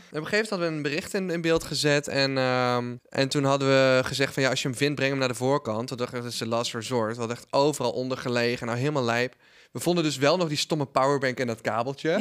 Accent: Netherlands; als Nederlander

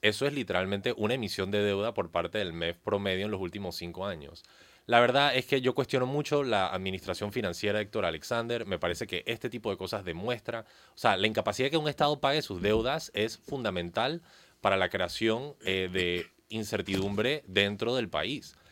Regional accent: Panama; como panameños no podemos seguir aceptando cosas como la cinta costera 3

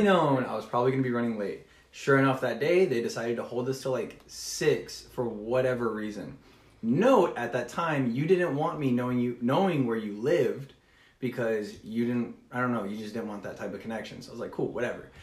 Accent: Texas, United States; also born or lived in Orlando, Florida; I'm from Texas

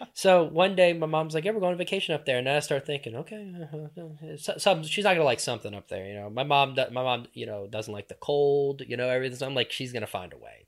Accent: Louisiana, United States; moved away as an adult; also born or lived in New Orleans / Jefferson Parish / Slidell; born and raised in Louisiana, deep, deep south Louisiana

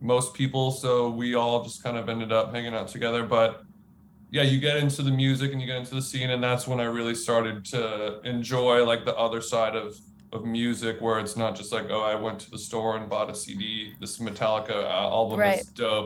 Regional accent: Orange County, California, United States; I grew up in Orange County in California

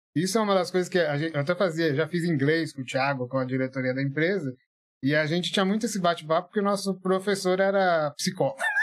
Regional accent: São Paulo, Brazil; also born or lived in Atibaia; eu vim de São, morava em São Paulo, é, na Sapopemba, Zona Leste, assim, né? Menino de periferia.

